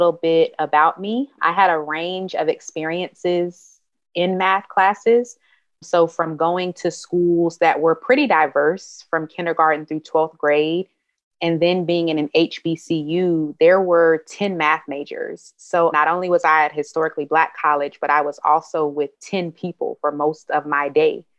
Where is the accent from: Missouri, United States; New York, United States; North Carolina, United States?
North Carolina, United States; Durham; also born or lived in Hampton, Virginia; So I was born and raised in Durham, North Carolina